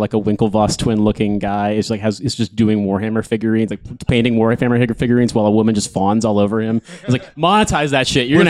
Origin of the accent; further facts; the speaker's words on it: United States; I'm from the United States. I'm from a country where there's no such thing as paid sick leave for most people.